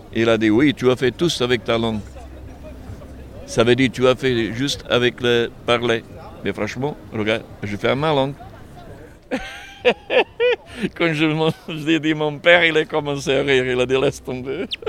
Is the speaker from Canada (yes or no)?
no; Serbia; French is a second language; moved away as an adult; quand je vais chez moi, en Serbie